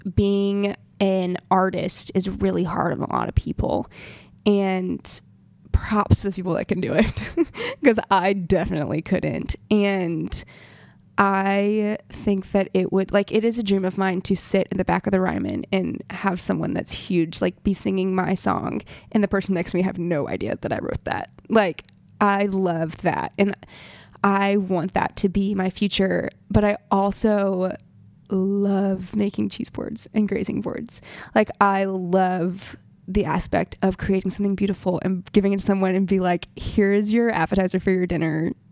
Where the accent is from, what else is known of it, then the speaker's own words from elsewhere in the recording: Montgomery, Alabama, United States; moved away; I'm from Montgomery, Alabama